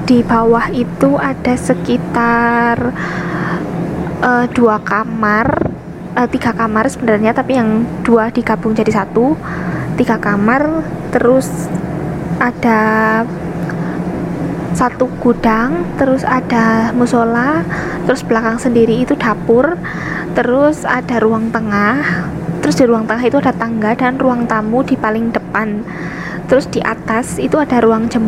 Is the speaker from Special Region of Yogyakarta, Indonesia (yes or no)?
no; Wonosobo, Central Java, Indonesia; sebelumnya saya ini asalnya dari Wonosobo Jawa Tengah tapi saya pernah kuliah di UGM D3 Sekolah Vokasi Bahasa Perancis terus sekarang saya ting eh, apa balik lagi ke Wonosobo